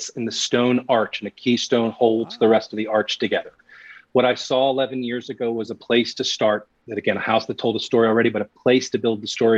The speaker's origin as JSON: {"language": "English", "region": "New Jersey", "country": "United States", "tie": "born or raised there", "also_born_or_lived": "New York City, United States", "moved": "yes", "lives_now": "Denver, United States", "said": "I'm a kid from New York City, raised in New Jersey. A kid from New Jersey, raised in New York and back to New Jersey, but East Coast"}